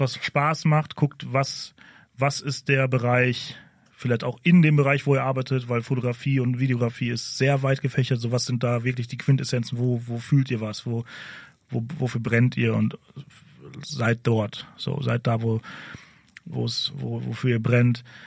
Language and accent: German; Ruhr area, North Rhine-Westphalia, Germany; ich komme aus dem Ruhrgebiet